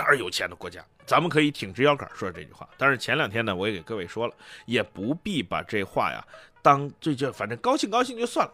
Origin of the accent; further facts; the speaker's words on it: China; 我们中国人更喜欢的叫做房子